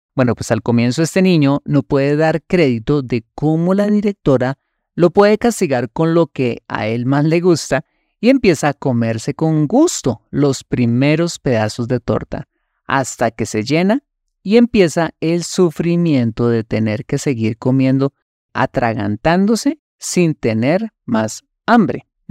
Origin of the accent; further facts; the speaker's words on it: Colombia; Un ejemplo colombiano. Uno de los platos típicos más deliciosos en mi país es la bandeja paisa